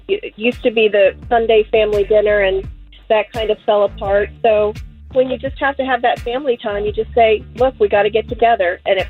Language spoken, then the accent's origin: English; Altamont, United States; I'm from Altamont.